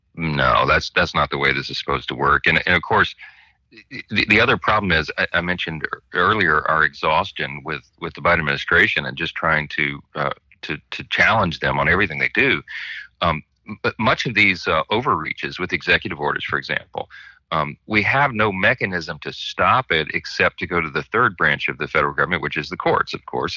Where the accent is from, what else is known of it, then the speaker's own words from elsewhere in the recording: Louisiana, United States; my hometown in Louisiana